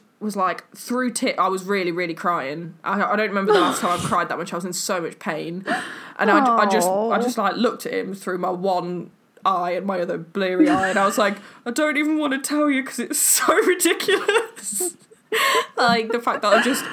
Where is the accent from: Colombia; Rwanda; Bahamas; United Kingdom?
United Kingdom; England